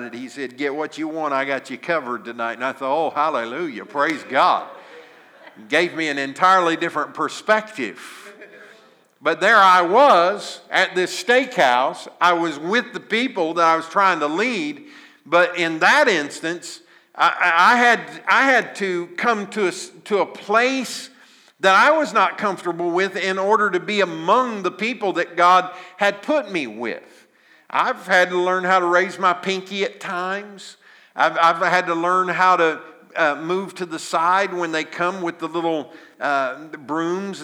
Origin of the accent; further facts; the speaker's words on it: Southern Illinois, United States; I was raised in Southern Illinois in a little farming community